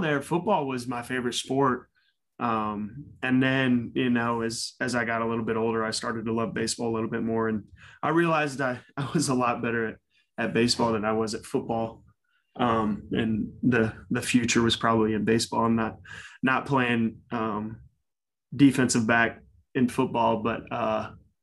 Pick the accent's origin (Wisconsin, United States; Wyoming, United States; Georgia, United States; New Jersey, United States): Georgia, United States; Cumming; I grew up in Cumming, Georgia. It's about 45 miles north of Atlanta